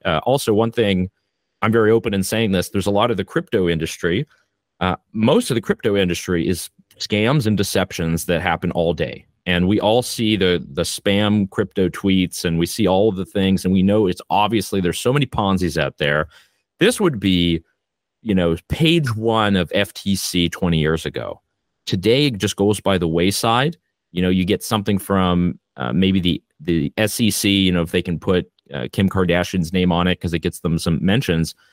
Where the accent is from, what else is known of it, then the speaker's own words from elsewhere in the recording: Canada; I am Canadian